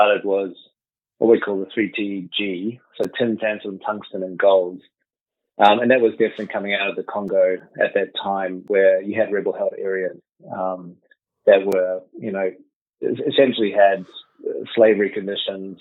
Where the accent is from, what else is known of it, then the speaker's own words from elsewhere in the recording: New Zealand; moved away as an adult; also born or lived in United Kingdom / Spain; I'm a New Zealander, so I'm back in New Zealand, but actually I've spent the last 20 or so years overseas, living in the UK and then in Spain.